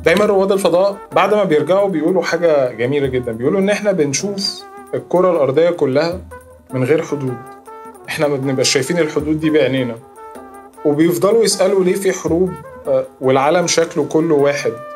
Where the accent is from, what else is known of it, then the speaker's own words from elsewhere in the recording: Egypt; انا مصري